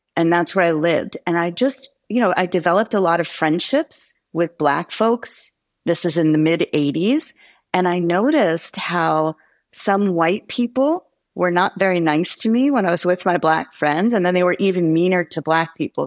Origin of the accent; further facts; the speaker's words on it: New Jersey, United States; moved away as an adult; also born or lived in New York / Gainesville, Florida; now in Arizona, United States; I grew up in New York and New Jersey, and interestingly, in New Jersey, it was a very white suburban area